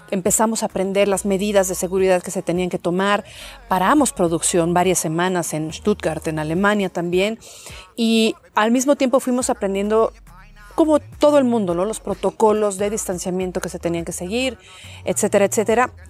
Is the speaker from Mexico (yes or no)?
yes; Mexico; siendo mexicana me encanta estar en, en el país